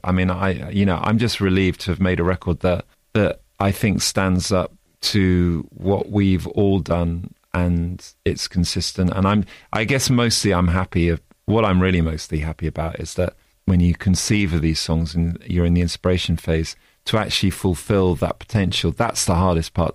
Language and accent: English; Oxford, South East England, United Kingdom; come from Oxford, from the U K